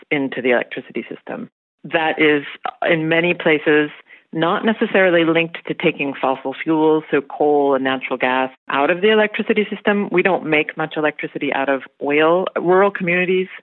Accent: rural Oregon, United States; now in Berlin, Germany; my hometown is in rural Oregon. That's where I grew up

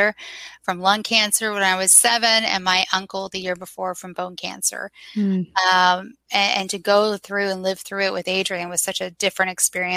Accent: Southeast, United States; moved away as an adult; also born or lived in Los Angeles; now in Birmingham, United States; I'm actually from the Southeast, and I'm back here in Birmingham now.

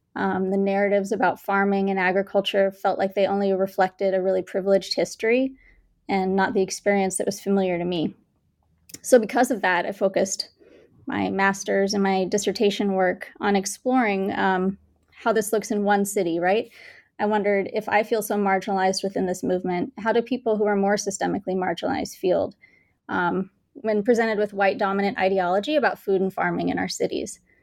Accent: Bangalore, Karnataka, India; born or raised there; also born or lived in Kansas; now in Kansas City, United States

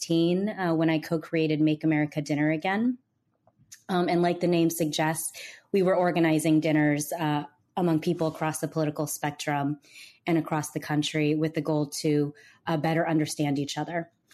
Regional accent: Bay Area, California, United States; now in New York City, United States; I'm calling from New York City, but I'm originally from the Bay Area

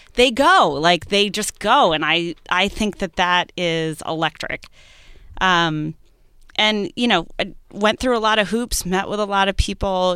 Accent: New England, United States; being a New Englander

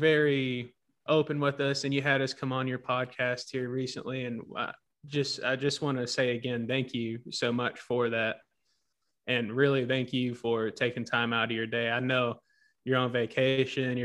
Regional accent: Tennessee, United States; moved away; also born or lived in Arizona; I grew up in Tennessee

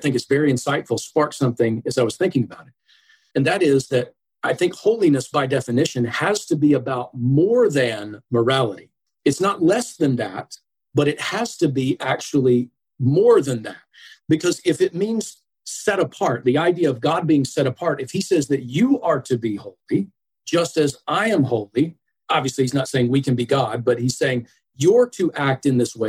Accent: Atlanta, Georgia, United States; now in Buffalo, United States; I grew up in Georgia. And so I'm originally from the southeast portion of the United States, metro Atlanta area.

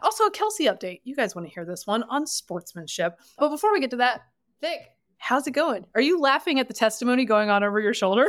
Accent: the South, United States; I am from the South

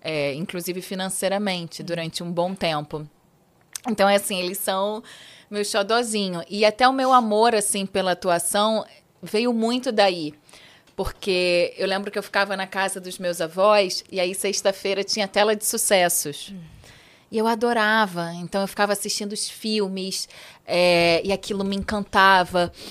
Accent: Rio de Janeiro, Brazil; moved away as an adult; also born or lived in China; Eu sou carioca da Gemíssima. É, e eu falo isso com muito orgulho, assim. É, nasci na Lapa, literalmente ali no, no berço da boemia carioca.

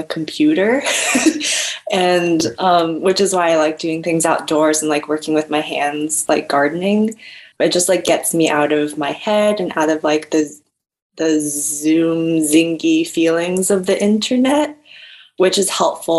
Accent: Rockville, Maryland, United States; Right now I'm living in Maryland. So I'm living back at my hometown, ooh, in Rockville

